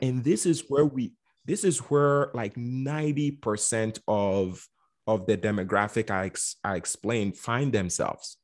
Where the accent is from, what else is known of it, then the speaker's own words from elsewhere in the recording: Ghana; also born or lived in Bronx, New York; now in United States; I was born and raised in Ghana, West Africa